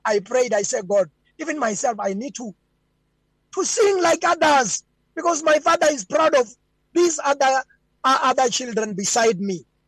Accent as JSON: {"language": "English", "area": "Venda", "region": "Limpopo", "country": "South Africa", "tie": "born or raised there", "also_born_or_lived": "Gauteng", "said": "I'm born in Gauteng and I grew up in Limpopo, Venda, uh, in the village called Hakaku, far in the mountains"}